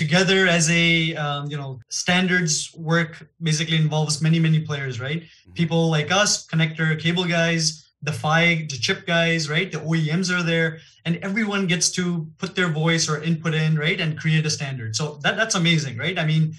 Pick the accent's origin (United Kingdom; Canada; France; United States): Canada; Toronto, Ontario; first language Gujarati; English is a second language; also born or lived in Gujarat, India / Niagara Falls, Canada / Hamilton, Canada; I was born in India. In Gujarat, which is the central west. And I was there about 7-8 years of my life early on. And then my family actually immigrated to Canada. Mm-hmm. So I was in Toronto for about 7 years